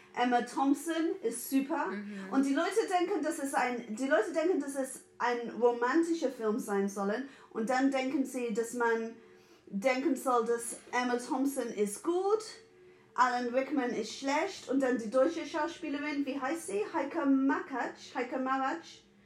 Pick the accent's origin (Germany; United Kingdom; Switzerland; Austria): United Kingdom; England; German is a second language; moved away; bin 1980 geboren und in England in den 80ern